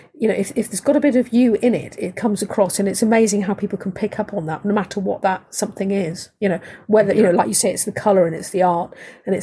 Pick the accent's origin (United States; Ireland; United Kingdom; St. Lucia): United Kingdom; I'm British